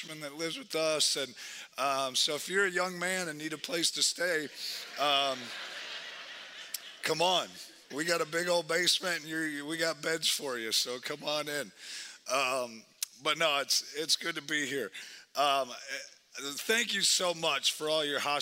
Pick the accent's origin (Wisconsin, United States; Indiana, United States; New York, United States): Wisconsin, United States; now in Twin Cities, United States; I'm from Wisconsin, so just all those teams, all that stuff, I just live in Minnesota.